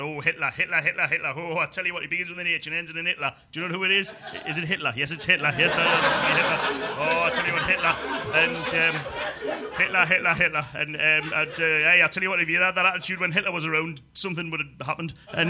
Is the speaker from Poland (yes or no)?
no; United Kingdom; within the United Kingdom, I was as a British person, I was well brought up in a decent house, decent street, decent parents, and but flanked by council estates is the problem.